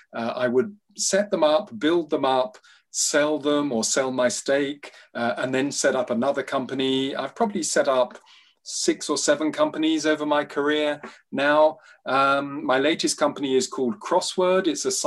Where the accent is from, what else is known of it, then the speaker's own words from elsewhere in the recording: London, United Kingdom; also born or lived in Nigeria / Uganda; My story so far, so I grew up in London and Nigeria and Uganda.